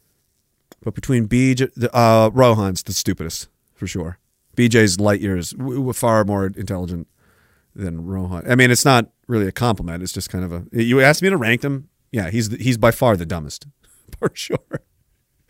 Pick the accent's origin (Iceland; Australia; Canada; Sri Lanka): Canada; East Coast; I'm from the East Coast